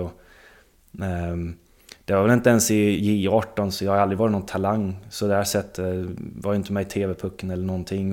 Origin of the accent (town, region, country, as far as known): Linköping, Östergötland, Sweden; born or raised there; also born or lived in Stockholm